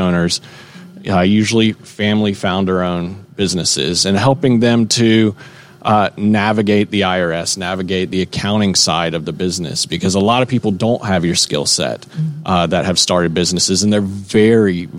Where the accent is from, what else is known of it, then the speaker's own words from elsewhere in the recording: Dunwoody, Georgia, United States; I am from Atlanta. I'm from this area, actually. I'm from Dunwoody